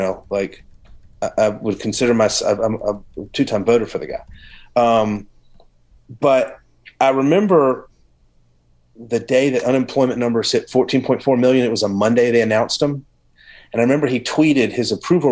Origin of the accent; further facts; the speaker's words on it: the South, United States; I grew up in the South